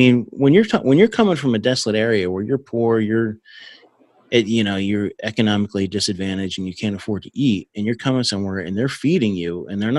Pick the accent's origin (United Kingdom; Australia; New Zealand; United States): United States; New Jersey; moved away; I grew up in Jersey.